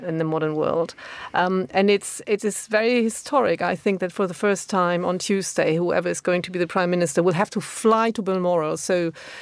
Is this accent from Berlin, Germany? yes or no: no; Düsseldorf, North Rhine-Westphalia, Germany; in Düsseldorf, interestingly, in my hometown